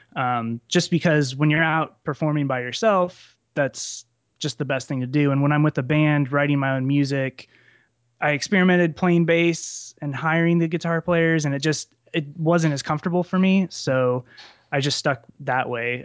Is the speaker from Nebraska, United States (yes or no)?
yes; central Nebraska, United States; I'm from central Nebraska, um, right, right off I eighty in the center of the state, small town